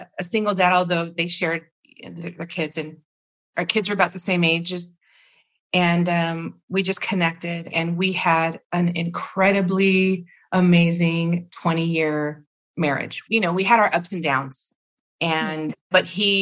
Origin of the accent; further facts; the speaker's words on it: Rosemead, California, United States; I grew up in Rosemead. I'm living in Rosemead